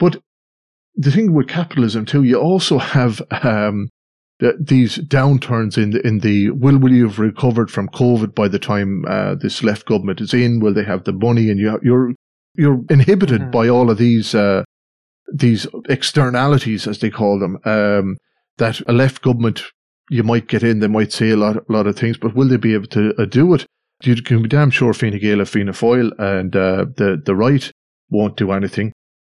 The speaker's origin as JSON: {"language": "English", "country": "Australia", "tie": "born there", "said": "Well, I was born in Australia anyway, so, with immigration"}